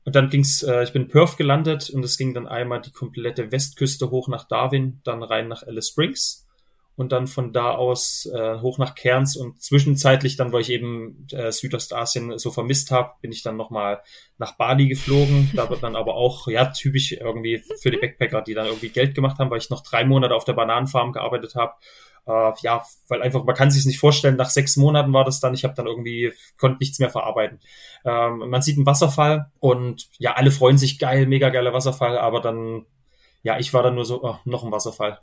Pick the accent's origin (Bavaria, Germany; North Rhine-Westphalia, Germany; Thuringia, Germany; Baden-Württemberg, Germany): Thuringia, Germany; accent: mix of Thuringian, Saxon and Bavarian dialect influences; einem kleinen Ort in Thüringen